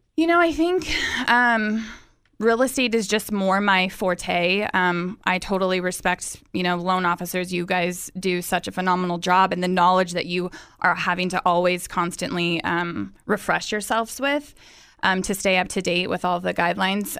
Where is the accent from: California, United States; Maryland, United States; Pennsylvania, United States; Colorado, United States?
California, United States; Visalia; moved away as an adult; also born or lived in San Diego, California; I am actually from Visalia, California, um, born and raised